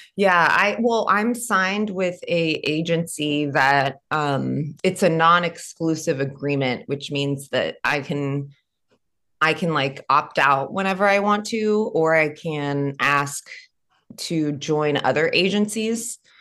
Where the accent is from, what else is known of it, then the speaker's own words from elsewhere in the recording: California, United States; moved away as an adult; now in Nashville, United States; moving back home to to my home state of California